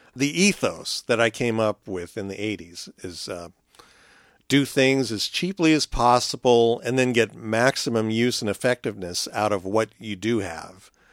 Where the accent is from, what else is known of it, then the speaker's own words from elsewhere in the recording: California, United States; growing up in California